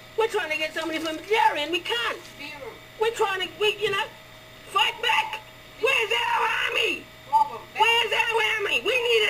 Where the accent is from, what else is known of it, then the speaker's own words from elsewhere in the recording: Larrakia country, Northern Territory, Australia; I'm from Larrakia country